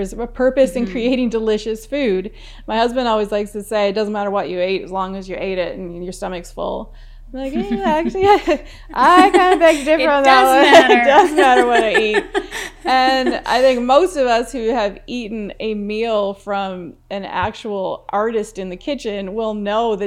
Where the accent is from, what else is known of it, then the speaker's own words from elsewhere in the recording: Newfoundland and Labrador, Canada; moved away; I'm from Newfoundland, and salt box houses were quite normal to live in back there